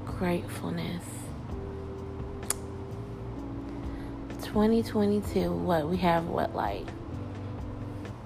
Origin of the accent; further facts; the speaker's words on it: Alabama, United States; moved away as an adult; also born or lived in Tennessee; I had to leave my home in Tennessee and go back to my hometown in Alabama